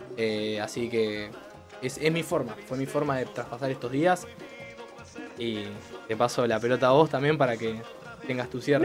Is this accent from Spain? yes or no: no; Argentina